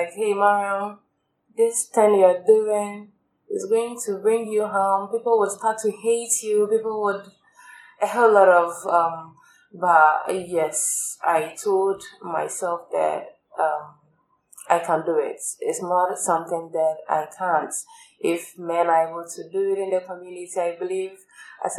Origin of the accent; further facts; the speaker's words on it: Ghana; growing up in Ghana